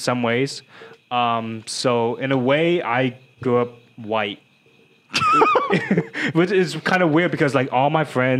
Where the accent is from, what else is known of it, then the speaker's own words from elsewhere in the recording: Euless, Texas, United States; I grew up in Euless